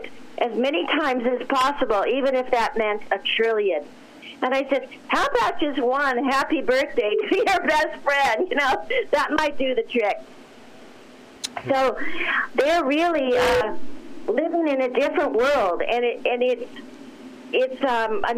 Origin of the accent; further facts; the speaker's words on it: Los Angeles, California, United States; I grew up in Los Angeles